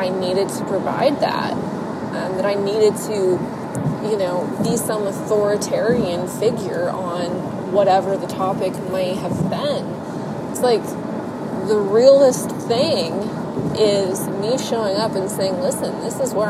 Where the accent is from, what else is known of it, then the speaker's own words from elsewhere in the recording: Ohio, United States; Ohio, which is my home state